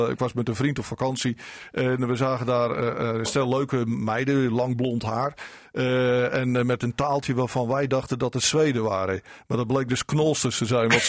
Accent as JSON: {"language": "Dutch", "town": "Enkhuizen", "region": "North Holland", "country": "Netherlands", "tie": "born or raised there", "said": "maar ik ben geboren en getogen in Enkhuizen. Ik kom uit een vissersmilieu."}